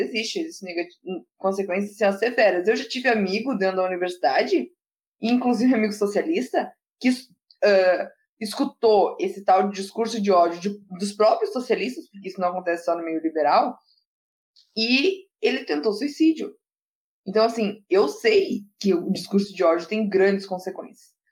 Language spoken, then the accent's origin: Portuguese; Rio Grande do Sul, Brazil; aqui no Rio Grande do Sul, que eu sou gaúcha